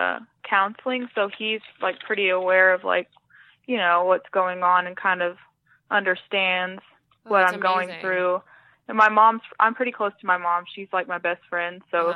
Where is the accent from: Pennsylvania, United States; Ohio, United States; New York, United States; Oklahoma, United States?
Oklahoma, United States; Ada; Yeah, my dad was in the Air Force when I was little, so okay. We kind of moved around some, but we've lived in Ada probably, that's the town I'm from in right. Oklahoma. We've lived there most of my life, so yeah, we still live in the same town.